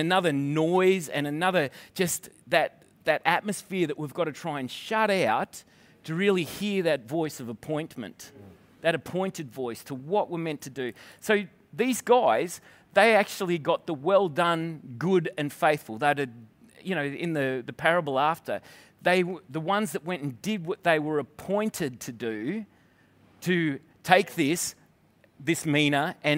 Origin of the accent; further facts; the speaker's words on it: Scotland, United Kingdom; now in Victoria, Australia; I'm Scottish